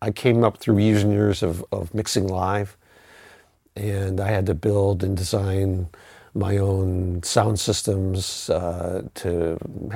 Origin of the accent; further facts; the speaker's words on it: Syracuse, New York, United States; moved away as an adult; now in Los Angeles, United States; I'm from Syracuse, New York